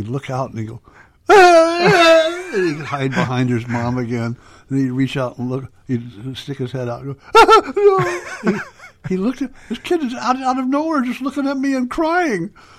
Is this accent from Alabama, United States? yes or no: yes; Alabama, United States; and I come from Alabama.